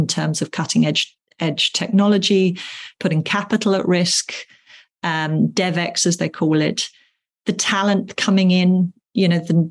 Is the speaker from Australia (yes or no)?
no; England, United Kingdom; being English